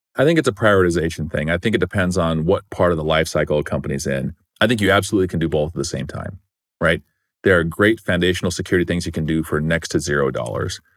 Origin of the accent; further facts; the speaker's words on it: Gilbert, Arizona, United States; I grew up in Arizona in a small town called Gilbert, Arizona